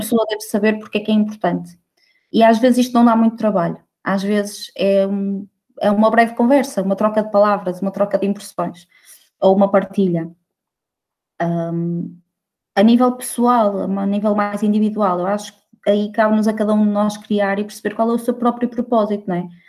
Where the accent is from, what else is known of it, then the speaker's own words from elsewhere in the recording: Barcelos, Norte, Portugal; also born or lived in Braga / Aveiro; now in Porto, Portugal; eu sou de Barcelos